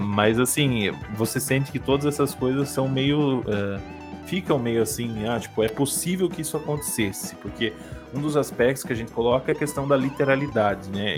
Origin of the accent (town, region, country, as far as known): Brazil